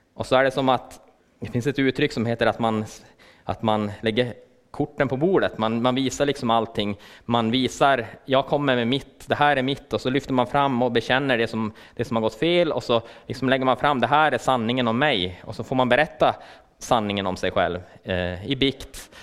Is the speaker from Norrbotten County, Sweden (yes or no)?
yes; Luleå, Norrbotten County, Sweden; jag kommer från Luleå